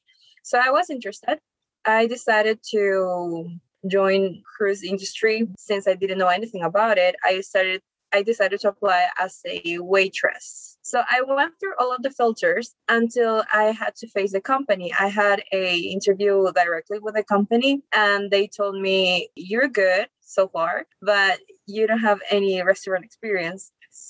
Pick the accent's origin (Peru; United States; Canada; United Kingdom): Peru; Lima; I'm from Lima, Peru. Okay. I've been born and raised there.